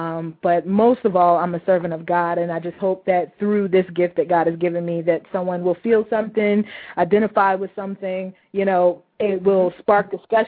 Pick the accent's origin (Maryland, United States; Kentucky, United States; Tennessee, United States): Kentucky, United States; Louisville; moved away as an adult; also born or lived in Lexington, Kentucky / Chicago; Born and raised in Louisville, Kentucky.